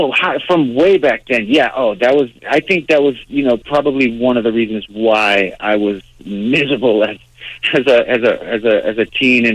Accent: Boston, Massachusetts, United States; growing up in Dorchester

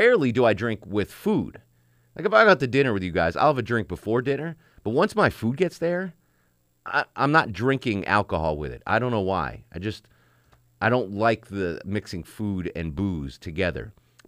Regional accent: Connecticut, United States; And that's the way I grew up in Connecticut, same way.

